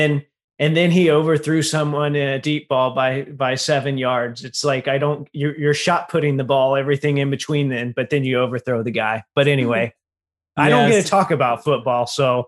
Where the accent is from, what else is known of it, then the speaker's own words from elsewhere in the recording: Indiana, United States; I grew up in Indiana.